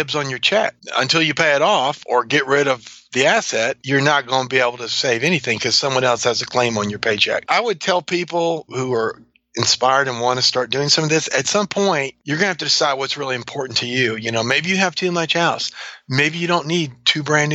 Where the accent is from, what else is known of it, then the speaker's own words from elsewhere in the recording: New Orleans, Louisiana, United States; moved away; also born or lived in North Georgia / LaGrange, Georgia / Saudi Arabia; I grew up in New Orleans, so we like to eat.